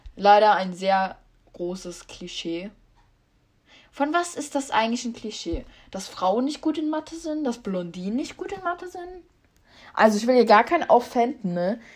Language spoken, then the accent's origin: German; Rhineland-Palatinate, Germany; ich komme aus Rheinland-Pfalz